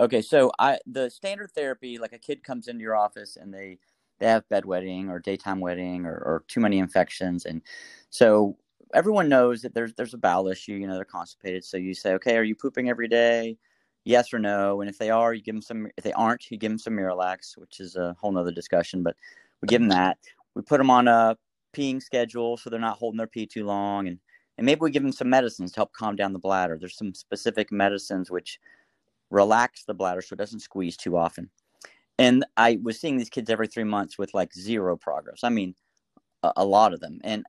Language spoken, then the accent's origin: English; Winston-Salem, North Carolina, United States; So I'm from Winston-Salem, North Carolina, originally, and that's where I work.